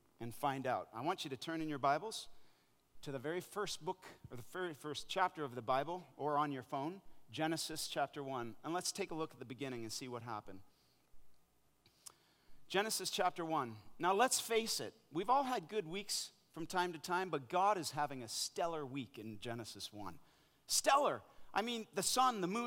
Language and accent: English; Canada; moved away as an adult; also born or lived in Africa; now in North Carolina, United States; I'm a Canadian boy who grew up playing ice hockey